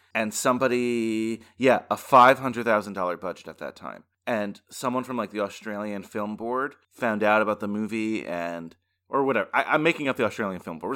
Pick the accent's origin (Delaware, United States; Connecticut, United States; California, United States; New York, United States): New York, United States; As a New Yorker